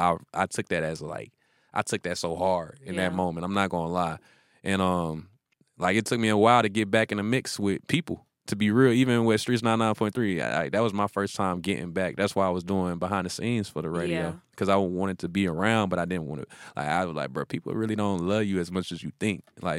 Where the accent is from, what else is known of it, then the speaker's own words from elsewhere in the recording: the South, United States; they be mad at me in interviews because I'm from the South, boy.